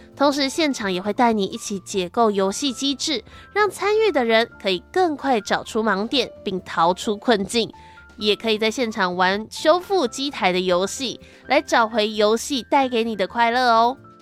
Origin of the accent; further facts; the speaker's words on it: Changhua County, Taiwan; 我家乡彰化